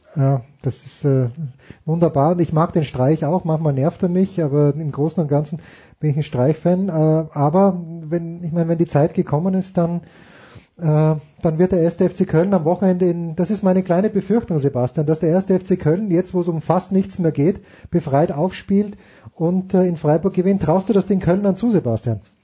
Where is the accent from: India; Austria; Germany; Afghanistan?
Austria; als Österreicher